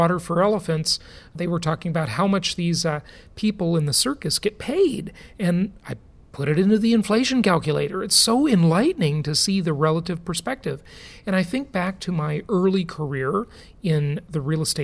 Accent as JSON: {"language": "English", "town": "Los Angeles", "region": "California", "country": "United States", "tie": "born or raised there", "moved": "as an adult", "lives_now": "Florida, United States", "said": "LA, my hometown"}